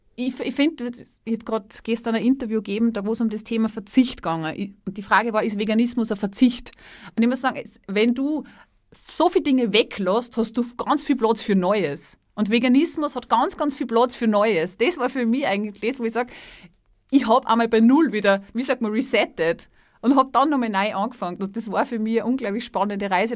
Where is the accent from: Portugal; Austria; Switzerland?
Austria; Salzburg; moved away; also born or lived in Styria; Ich komme, ich komme aus Salzburg, ich habe ja in der Steiermark gelebt